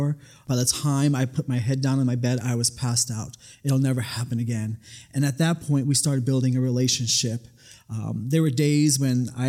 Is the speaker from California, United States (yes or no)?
no; New York City, New York, United States; now in Nevada, United States; I was born and raised in the Bronx, New York